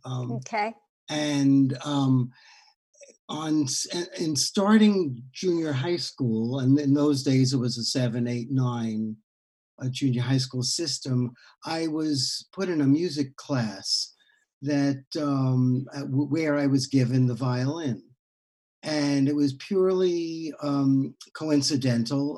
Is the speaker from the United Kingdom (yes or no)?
no; New York, United States; born or raised there; also born or lived in Heidelberg, Germany